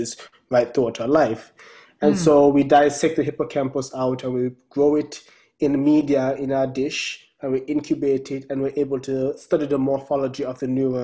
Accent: Brown's Town, Saint Ann, Jamaica; moved away as an adult; now in United States; growing up in Brownstown

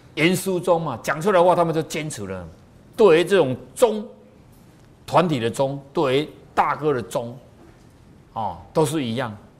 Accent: Taiwan; 你看我们台湾人就这么好

